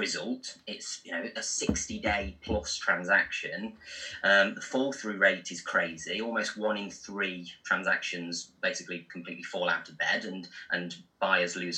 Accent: Burton-on-Trent, West Midlands, United Kingdom; I'm from Burton-on-Trent, and so they make Marmite and Bovril there

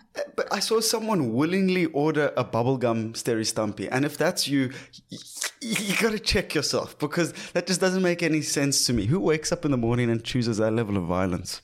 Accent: South Africa; being South African

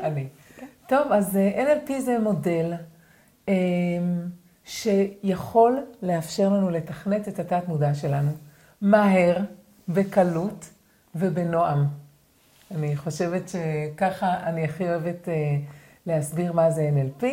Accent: Sa'ad, Southern District, Israel; אני גדלתי בקיבוץ בנגב

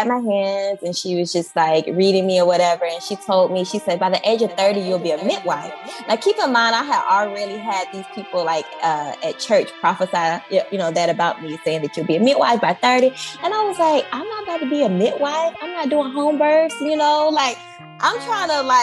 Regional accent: Alabama, United States; moved away as an adult; now in Hawaii, United States; I'm from Alabama

